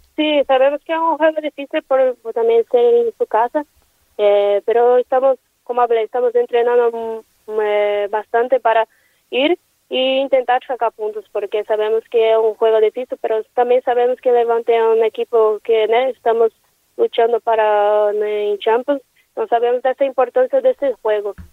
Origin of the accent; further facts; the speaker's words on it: Brazil; Spanish is a second language; moved away as an adult; now in Valencia, Spain; como brasileña